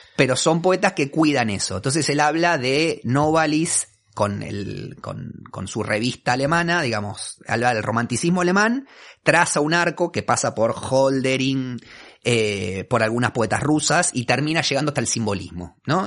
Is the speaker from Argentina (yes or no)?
yes; Buenos Aires, Argentina; Soy un porteño de ley, o sea, no tengo, no puedo, narrar un origen que sea distinto a este